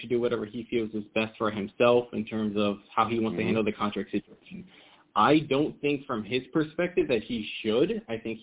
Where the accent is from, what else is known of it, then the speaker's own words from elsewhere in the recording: New York, United States; I grew up in New York